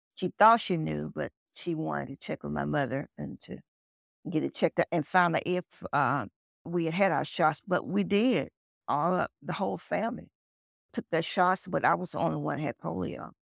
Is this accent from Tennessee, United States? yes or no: yes; Nashville, Tennessee, United States; now in Tulsa, United States; I grew up in Tennessee, Nashville, Tennessee. That's my home.